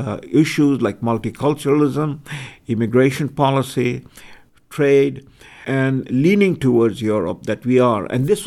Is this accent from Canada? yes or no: yes; Canada